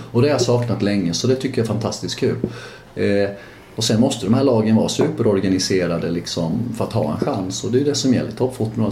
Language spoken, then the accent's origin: Swedish; Sweden; jag är ju fortfarande svensk först och, först och främst